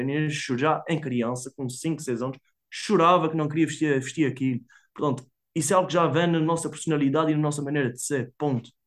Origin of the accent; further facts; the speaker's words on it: Portugal; há que haver militância da mesma maneira que nós, como portugueses.